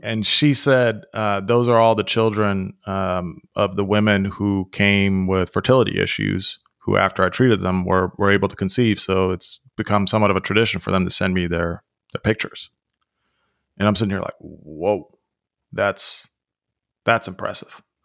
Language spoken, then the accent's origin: English; United States; also born or lived in Europe; growing up in the United States